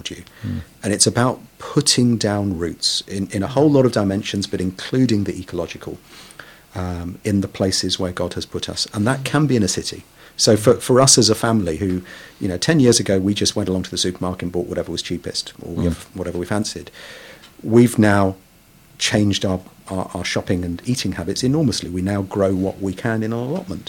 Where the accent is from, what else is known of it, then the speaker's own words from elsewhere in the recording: Kolkata, West Bengal, India; now in London, United Kingdom; I was born in Kolkata, one of the biggest and most urbanized and polluted cities in the world in many ways